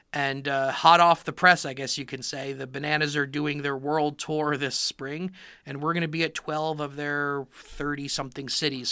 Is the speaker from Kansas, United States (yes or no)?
no; Miami, Florida, United States; I grew up in Miami, Florida